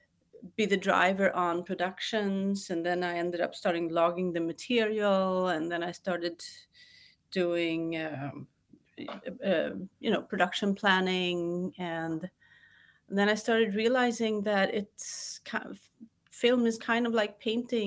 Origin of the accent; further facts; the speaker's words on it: Sweden; also born or lived in New York / Washington, D.C.; Originally, I'm from New York. My father was a Globetrotter, so we moved a lot. And then I ended up in Sweden for my formative years, I would say. I moved back to Washington, D.C. when I was 16.